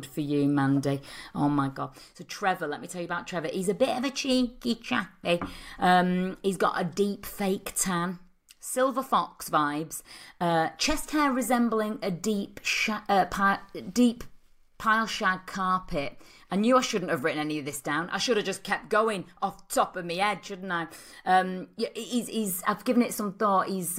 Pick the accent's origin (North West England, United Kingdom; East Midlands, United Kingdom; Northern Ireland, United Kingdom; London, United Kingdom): North West England, United Kingdom; Liverpool; now in Southport, United Kingdom; Well, I'm originally from Liverpool, but I moved to Southport.